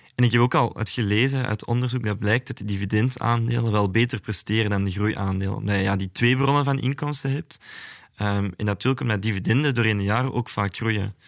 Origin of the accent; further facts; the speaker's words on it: Antwerp, Flanders, Belgium; Ik ben zelf van Antwerpen